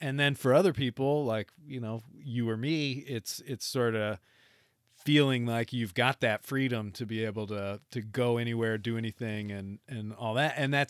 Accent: Michigan, United States; I do remember growing up in Northern Michigan

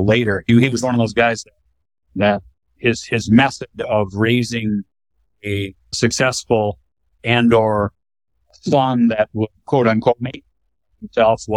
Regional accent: Michigan, United States; I grew up north in the country. My dad was an executive at Gerber Products Company

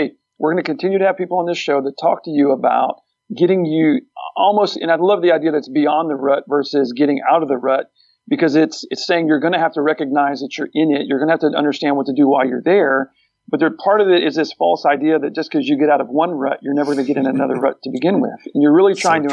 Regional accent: Texas, United States; We're all from Texas.

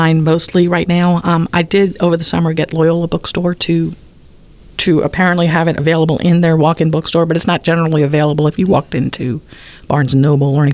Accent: New Orleans, Louisiana, United States; born or raised there

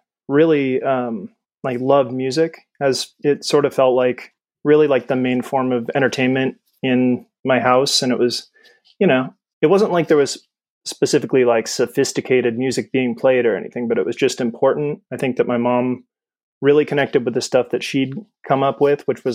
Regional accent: California, United States; born or raised there

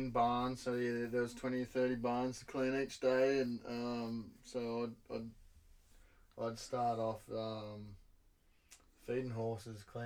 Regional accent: Belmont, Australia; also born or lived in Banff, Canada; my hometown in Belmont.

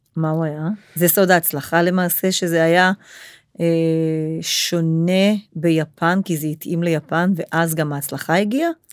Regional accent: Israel; אנחנו כישראלים חיים פה את זה

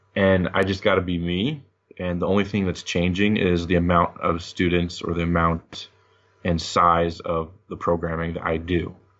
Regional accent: Monmouth, Illinois, United States; moved away; also born or lived in Peoria, Illinois; my parents lived in Monmouth

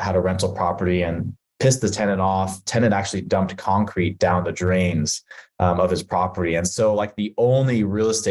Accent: California, United States; moved away; I'm actually from California, which is where you're at right now. I sort of outgrew that California lifestyle, bounced around to a few states

